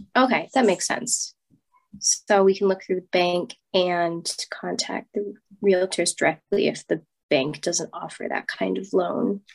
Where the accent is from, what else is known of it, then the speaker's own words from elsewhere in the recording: United States; I'm American